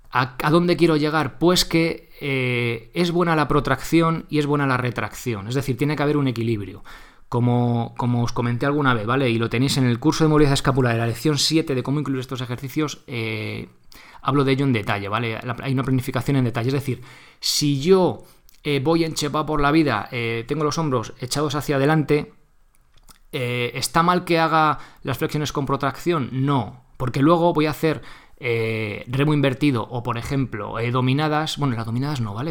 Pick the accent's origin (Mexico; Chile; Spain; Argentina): Spain; Guadalajara, Castilla-La Mancha; yo también soy de Guadalajara